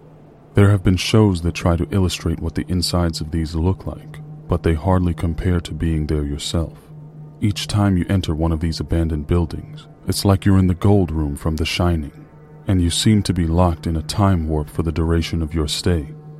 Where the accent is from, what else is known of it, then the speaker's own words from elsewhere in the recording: Florida, United States; Every urbexer in my home state of Florida knows about River Country